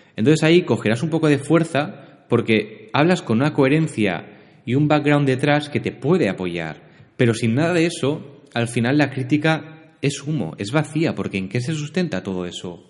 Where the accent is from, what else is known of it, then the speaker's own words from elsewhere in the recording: Barcelona, Catalonia, Spain; also born or lived in L'Hospitalet de Llobregat; Yo soy de Barcelona, vivo aquí en, en Hospitalet, que bueno, en Cataluña, ¿no? De forma más genérica. Y nací, crié, estudié todo aquí